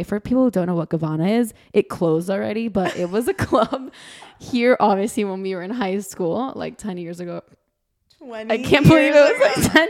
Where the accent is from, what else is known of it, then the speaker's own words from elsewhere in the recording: Miami, Florida, United States; growing up here is very different.